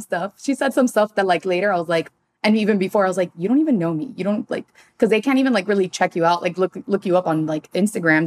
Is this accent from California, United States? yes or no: no; Miami, Florida, United States; now in Los Angeles, United States; I'm also from Miami